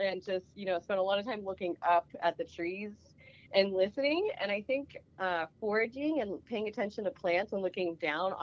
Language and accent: English; Appalachia, southwestern Pennsylvania, United States; moved away as an adult; also born or lived in Burlington, Vermont; now in Oregon, United States; I grew up in Appalachia, southwestern Pennsylvania, close to West Virginia